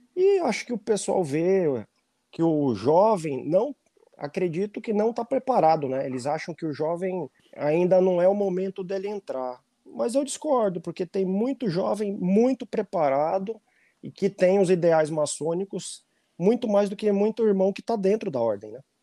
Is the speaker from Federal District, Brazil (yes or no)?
no; Manaus, Amazonas, Brazil; now in São Paulo, Brazil; eu sou da terra mais abençoada que tem nesse Brasil. O glorioso estado do Amazonas. Eu sou de Manaus.